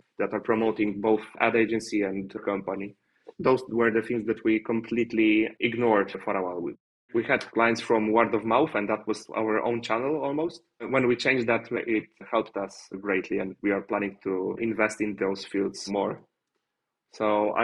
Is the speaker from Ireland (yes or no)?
no; Poland; English is a second language; I'm from Poland